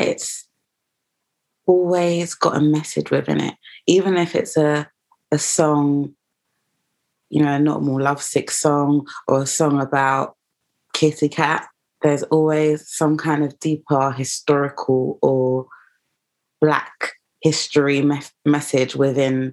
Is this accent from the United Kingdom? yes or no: yes; London, United Kingdom; I am from East London, but I feel like the fact that I am half Ghanaian and half Jamaican